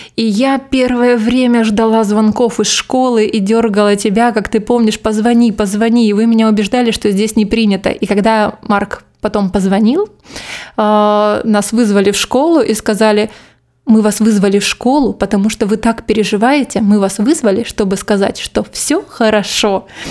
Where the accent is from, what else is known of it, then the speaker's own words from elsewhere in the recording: Krasnodar, Krasnodar Krai, Russia; moved away as an adult; now in Barcelona, Spain; я из Краснодара